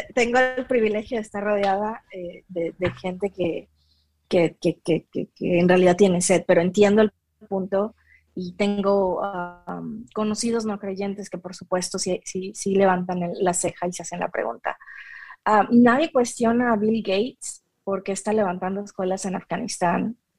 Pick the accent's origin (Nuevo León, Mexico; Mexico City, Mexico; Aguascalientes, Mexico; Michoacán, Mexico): Michoacán, Mexico; first language Spanish; la de yo en Michoacán adorando al Señor en mi iglesia presbiteriana